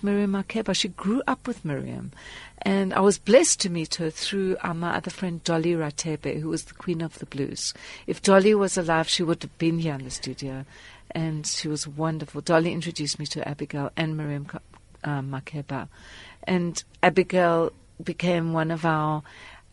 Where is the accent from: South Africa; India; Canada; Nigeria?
South Africa; Port Elizabeth, Eastern Cape; moved away as an adult; also born or lived in United States / Lesotho; my hometown, Port Elizabeth